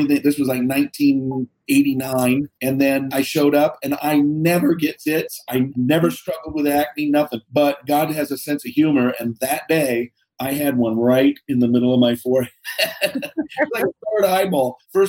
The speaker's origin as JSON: {"language": "English", "town": "Seattle", "region": "Washington", "country": "United States", "tie": "born or raised there", "said": "So born and raised in Seattle. So crazy upbringing."}